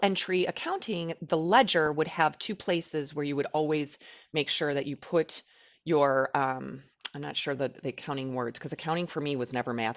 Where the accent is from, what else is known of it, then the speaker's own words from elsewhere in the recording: United States; I'm an American